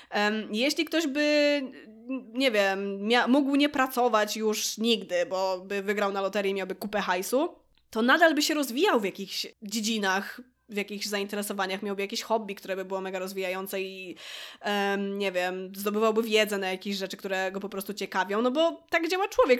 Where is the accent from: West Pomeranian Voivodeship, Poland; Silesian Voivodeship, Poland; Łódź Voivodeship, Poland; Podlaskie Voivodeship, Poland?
Łódź Voivodeship, Poland; Łódź; jestem z Łodzi